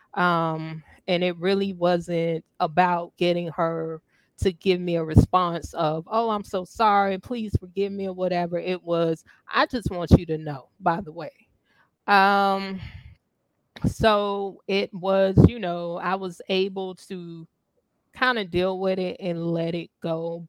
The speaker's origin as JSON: {"language": "English", "region": "the South", "country": "United States", "said": "I'm from the South"}